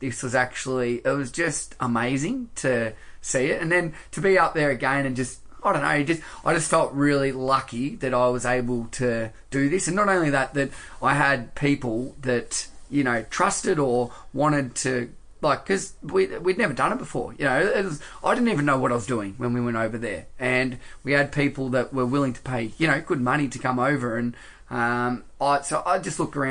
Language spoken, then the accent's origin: English; Australia; accent: quite Australian; me with my quite Australian accent